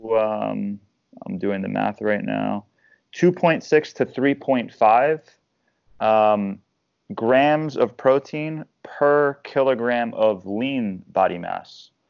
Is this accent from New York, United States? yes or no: yes; Long Island, New York, United States; now in Tampa, United States; I'm originally from Long Island, New York.